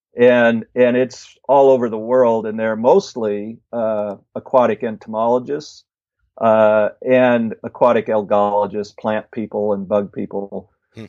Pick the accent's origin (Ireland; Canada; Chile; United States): United States; Illinois; moved away as an adult; also born or lived in Bellingham, Washington; back in Illinois where I grew up